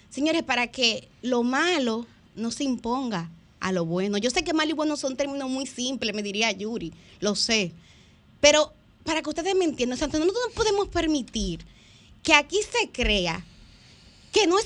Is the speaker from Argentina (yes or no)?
no; Dominican Republic; Ahora nos toca a nosotros, como pueblo dominicano, seguir pujando para que en la política